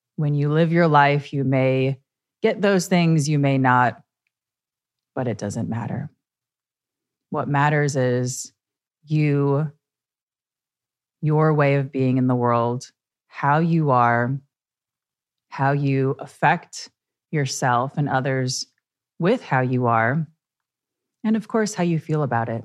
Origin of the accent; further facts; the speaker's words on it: Midwest, United States; now in New York, United States; I'm from the Midwest.